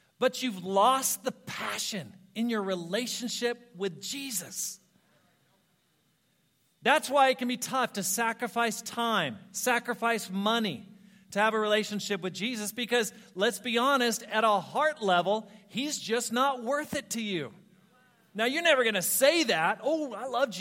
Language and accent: English; Ashland, Oregon, United States; moved away; I planted a church in Ashland, Oregon. That's my hometown